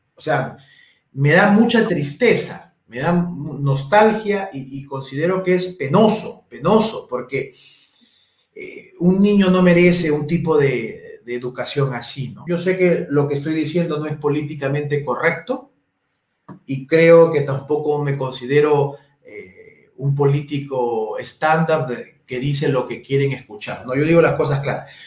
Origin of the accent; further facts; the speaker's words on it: Huacho, Lima, Peru; Yo soy de Guacho esto, esto lo viví desde muy pequeño.